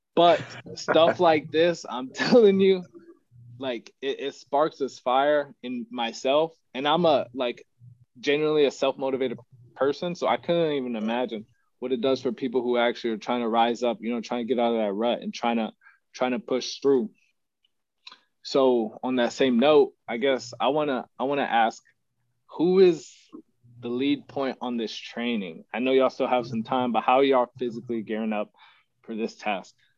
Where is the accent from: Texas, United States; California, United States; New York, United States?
Texas, United States; Odessa; moved away as an adult; now in San Antonio, United States; I'm from Odessa, Texas. Uh, to West Texas. I don't know if you've seen Friday Night Lights, but that's me, oil patch town.